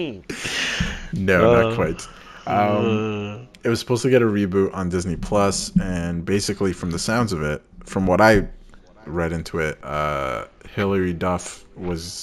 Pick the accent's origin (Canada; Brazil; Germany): Canada; we're Canadian